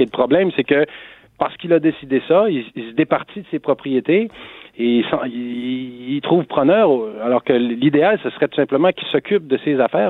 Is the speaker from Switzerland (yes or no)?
no; Gaspésie, Quebec, Canada; quand on est gaspésien